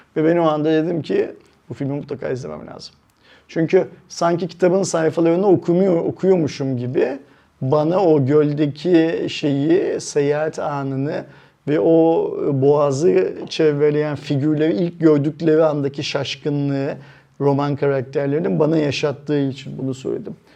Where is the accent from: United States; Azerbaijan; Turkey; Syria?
Turkey; biz Türkler olarak